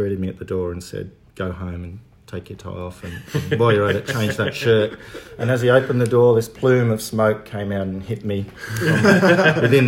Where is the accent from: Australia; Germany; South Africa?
Australia; Darwin, Northern Territory; also born or lived in Perth, Australia; So I came to the territory when I was 11, I think it was, with my family